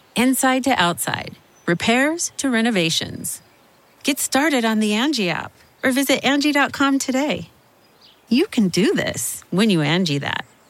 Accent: Arkansas, United States; I grew up in Arkansas

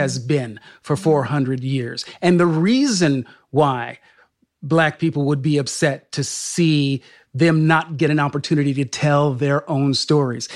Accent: Sacramento, California, United States; I was raised in Sacramento, California, ca, the state capital, um, he, he, here in this, in this state

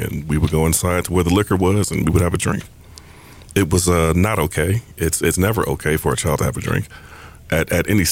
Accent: Detroit, Michigan, United States; I am from Detroit, Michigan

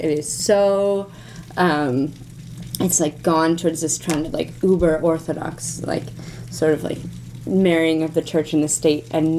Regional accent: United States; now in Moscow, Russia; the weird American in the company

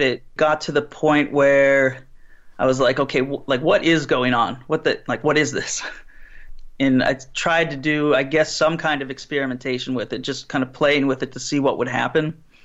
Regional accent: Pittsburgh, Pennsylvania, United States; I'm from Pittsburgh

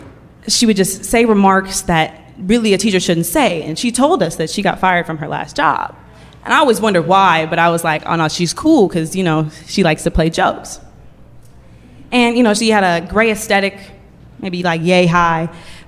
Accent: Oakland, California, United States; Gets to me, I'm from Oakland. And I already know Oakland has a negative connotation behind it.

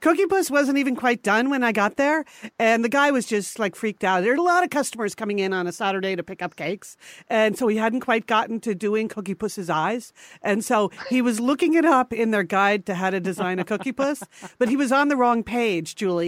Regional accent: Connecticut, United States; we grew up in Connecticut

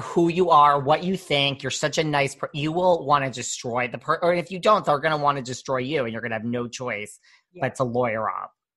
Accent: New York, United States; I'm from New York

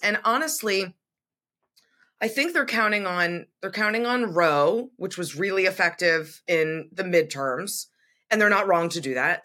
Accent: Massachusetts, United States; I grew up in Massachusetts, went to school right on the border

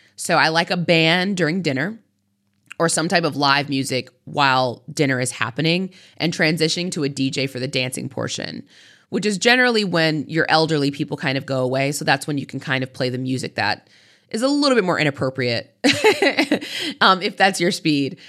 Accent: United States; I am an American

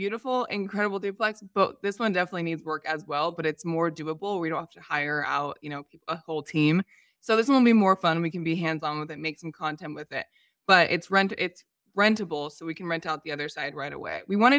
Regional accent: San Diego, California, United States; However, it's cheaper than San Diego. I'm from San Diego.

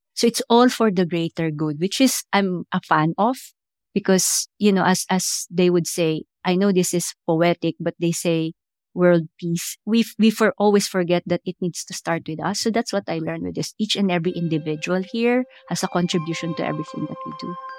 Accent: Philippines; moved away as an adult; also born or lived in India / United States; now in London, United Kingdom; I grew up in the American bases because we used to have the U S bases in the Philippines

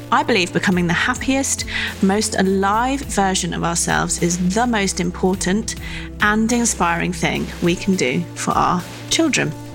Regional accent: Stratford-upon-Avon, West Midlands, United Kingdom; where I grew up in Stratford upon Avon

